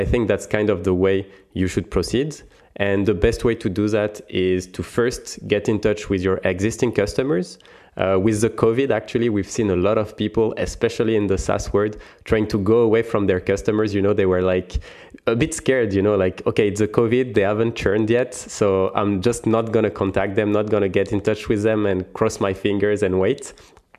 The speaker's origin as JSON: {"language": "English", "country": "France", "accent": "French", "second_language": "English", "said": "I'm French. You probably can hear it from my accent."}